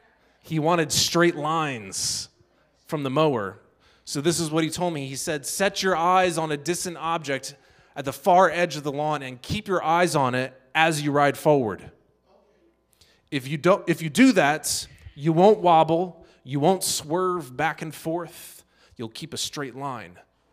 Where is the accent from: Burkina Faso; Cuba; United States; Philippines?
Burkina Faso; Dedougou, Boucle du Mouhoun; That's because I grew up in the Sahel region of West Africa.